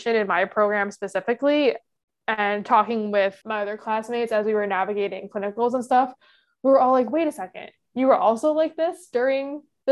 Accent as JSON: {"language": "English", "region": "New York", "country": "United States", "said": "being a New Yorker"}